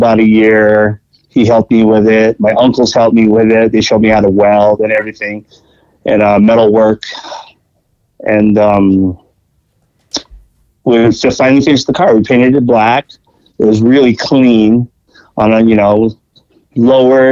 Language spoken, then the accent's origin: English; Pomona, California, United States; also born or lived in Los Angeles, California; Growing up in Pomona. I actually grew up in L.A. up until I was like 7. I grew up actually just around the corner from the original Tommy's